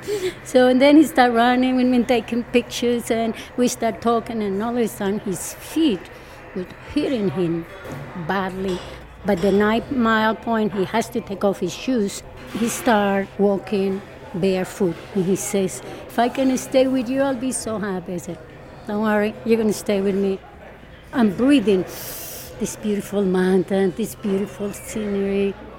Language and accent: English; Colombia; moved away as an adult; now in United States; I grew up in Colombia.